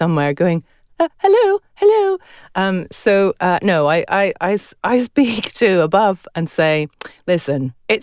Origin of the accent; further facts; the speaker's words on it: United Kingdom; also born or lived in Scotland; I'm a Brit